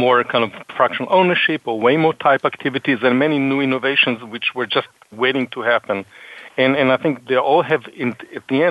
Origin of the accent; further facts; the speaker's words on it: Boston, Massachusetts, United States; I'm from Boston.